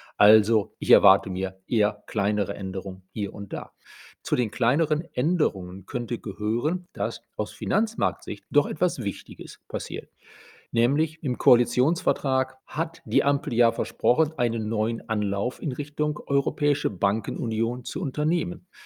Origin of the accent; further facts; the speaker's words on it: Germany; bei uns in Deutschland